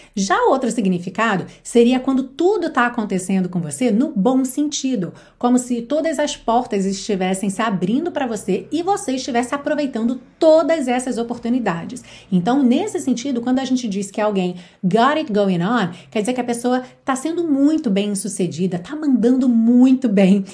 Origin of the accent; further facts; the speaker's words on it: Brazil; nós brasileiros